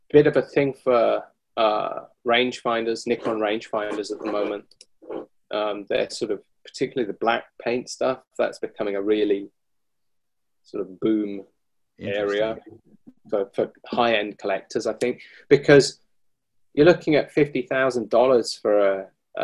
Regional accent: United Kingdom; now in Japan; I'm British

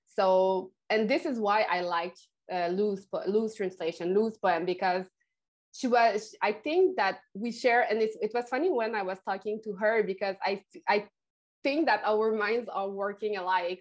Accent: Quebec, Canada; first language French; English is a second language; here in Quebec, I think we have a very special relationship to French and to English

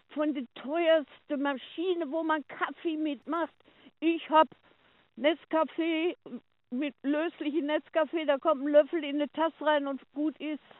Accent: Oberhausen, North Rhine-Westphalia, Germany; born there; Ich bin aus dem Ruhrpott, geboren in Oberhausen.

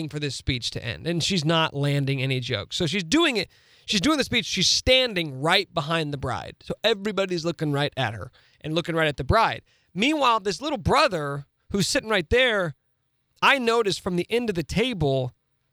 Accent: Topeka, Kansas, United States; Best friends from growing up in Topeka

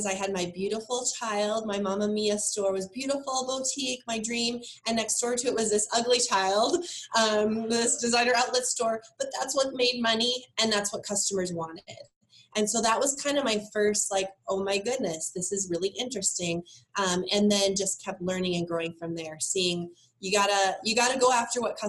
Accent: North Dakota, United States; born and raised in North Dakota

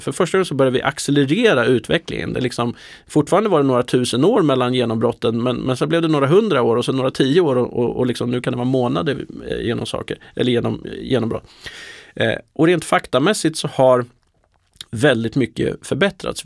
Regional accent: Närke, Sweden; moved away; Jag är från Närke från början

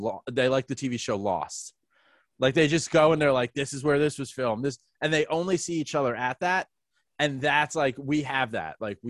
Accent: New York City, New York, United States; I'm born and raised in New York

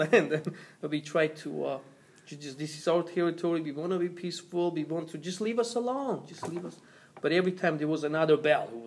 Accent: Armenia; moved away; also born or lived in Echmiadzin; I'm from Armenia, and every time I would go to Yerevan from Echmiadzin

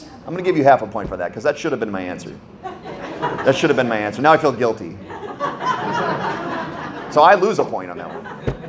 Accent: Michigan, United States; born there; Good job. I was born in Michigan.

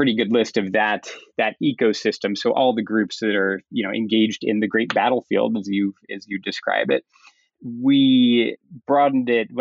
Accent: Kensington, Maryland, United States; I grew up in the Maryland suburbs just outside of D.C., so a small, predominantly middle-class town called Kensington

